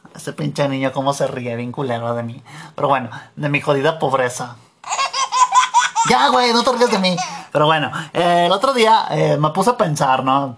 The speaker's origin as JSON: {"language": "Spanish", "country": "Mexico", "also_born_or_lived": "United States", "said": "yo vivía en Estados Unidos allá, porque pues allá nací, pues allá me tocó nacer, aunque yo soy de Mechito, Mechito Land me tocó nacer allá"}